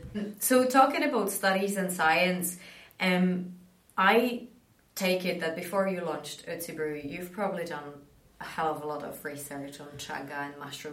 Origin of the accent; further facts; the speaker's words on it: Prague, Czechia; I grew up in Prague.